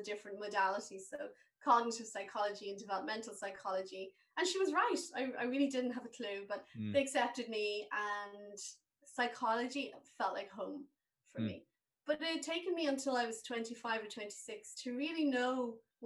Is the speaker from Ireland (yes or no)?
yes; Waterford, Munster, Ireland; moved away as an adult; also born or lived in Dublin / England; I was from Waterford.